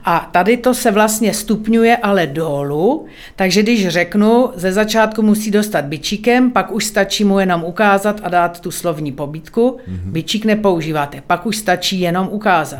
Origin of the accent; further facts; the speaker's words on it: Bohemia, Czechia; tady u nás v Čechách